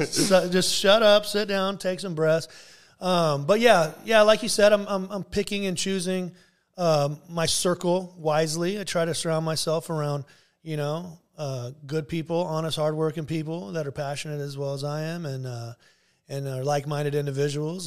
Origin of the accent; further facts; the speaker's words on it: Garden Grove, California, United States; I'm born and raised in Garden Grove.